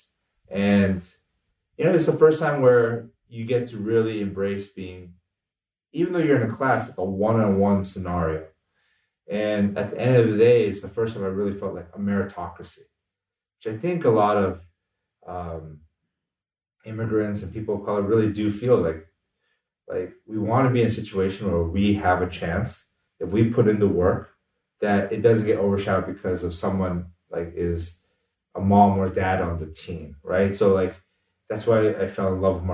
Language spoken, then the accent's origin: English; United States; both my parents are immigrants who came over here from Korea